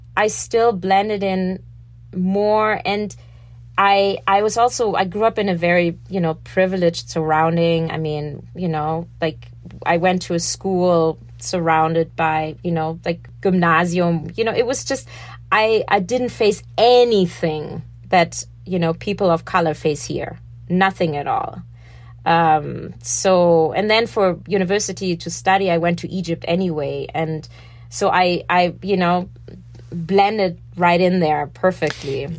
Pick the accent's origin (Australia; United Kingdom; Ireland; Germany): Germany; moved away as an adult; now in New York City, United States; growing up in Germany, I was taught it's dishonest not talking about the problems